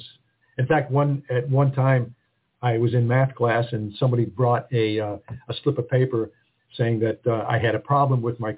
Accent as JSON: {"language": "English", "town": "Rochester", "region": "New York", "country": "United States", "tie": "born or raised there", "said": "I did grow up in Rochester"}